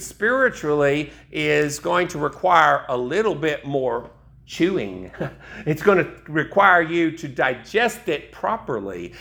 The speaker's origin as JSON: {"language": "English", "region": "East Tennessee", "country": "United States", "tie": "born or raised there", "said": "I grew up in East Tennessee"}